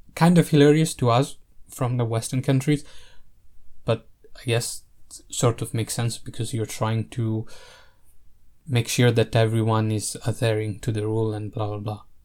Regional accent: Italy; I grew up in Italy

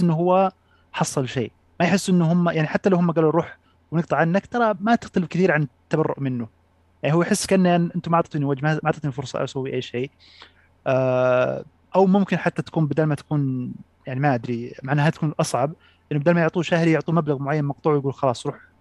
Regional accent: Saudi Arabia; عندنا في السعوديه

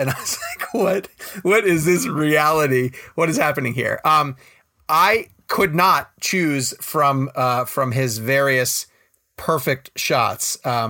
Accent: New York, United States; moved away as an adult; also born or lived in Washington, D.C.; now in Charlotte, United States; I'm from New York originally, but I never really felt comfortable in New York as a kid growing up, and Then I went to school in Washington, D.C., and then we moved to North Carolina.

